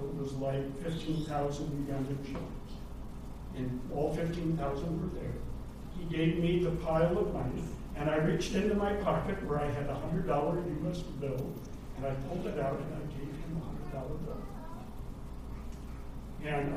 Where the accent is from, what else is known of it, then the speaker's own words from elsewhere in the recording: United States; moved away as an adult; also born or lived in Kenya; as an American